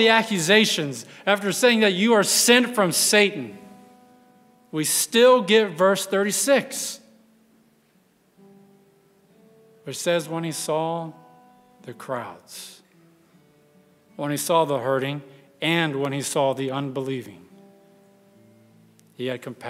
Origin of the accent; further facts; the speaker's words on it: West Texas, United States; I grew up in West Texas, surrounded by farmlands, mainly cotton out there